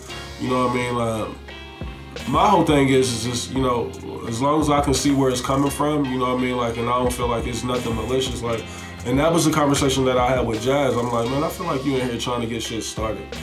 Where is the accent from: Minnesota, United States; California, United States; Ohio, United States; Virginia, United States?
Ohio, United States; Columbus; I'm from Columbus, Ohio